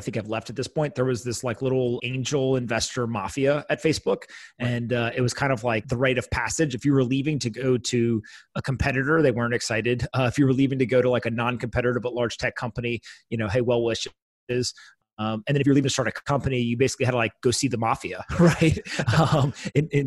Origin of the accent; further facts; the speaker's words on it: East Coast, United States; now in New York, United States; I grew up on the East Coast, went to the West Coast